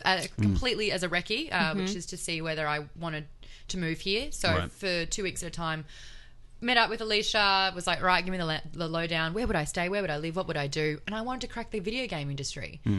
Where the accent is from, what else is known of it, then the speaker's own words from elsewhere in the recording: Queensland, Australia; moved away as an adult; also born or lived in Sydney; now in Los Angeles, United States; So I grew up in Queensland, moved to Sydney to pursue television